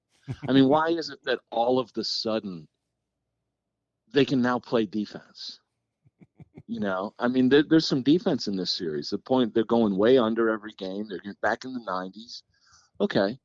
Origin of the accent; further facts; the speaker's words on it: Washington, District of Columbia, United States; moved away; also born or lived in Maine; I grew up in Washington